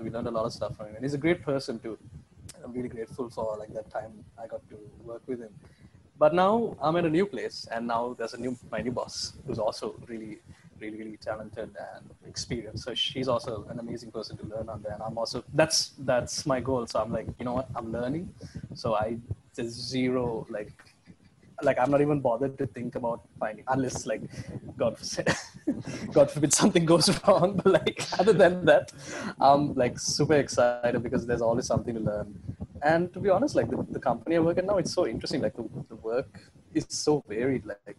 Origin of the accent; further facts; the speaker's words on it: Oman; I knew this kid like growing up in Oman.